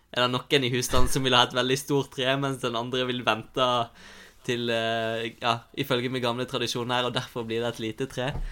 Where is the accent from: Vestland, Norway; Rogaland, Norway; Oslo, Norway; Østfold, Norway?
Vestland, Norway; Osterøy; moved away; hjemme på Osterøy